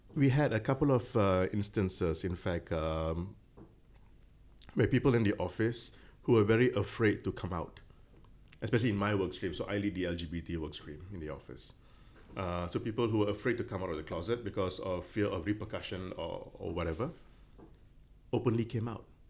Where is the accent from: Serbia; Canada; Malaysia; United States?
Malaysia; now in Hong Kong; I'm Malaysian